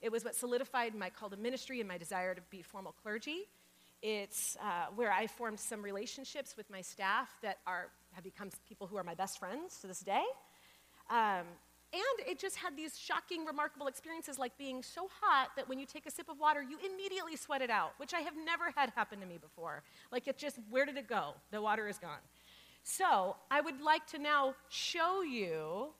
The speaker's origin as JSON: {"language": "English", "town": "Phoenix", "region": "Arizona", "country": "United States", "tie": "born or raised there", "said": "I grew up in Phoenix"}